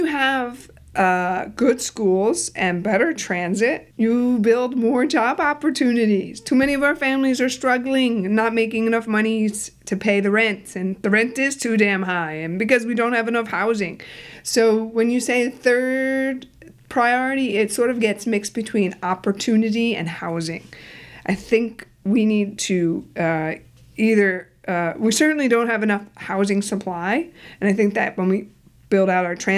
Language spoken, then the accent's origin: English; New York City, New York, United States; I was born and raised in Elmhurst, Queens.